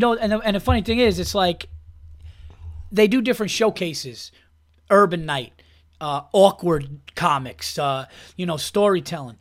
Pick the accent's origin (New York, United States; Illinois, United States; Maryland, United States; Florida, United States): New York, United States; Westchester; also born or lived in Yonkers / Hudson Valley; I was born in Yonkers, but I, I, grew up all over Westchester. I went to high school actually upstate, um, in in Hudson Valley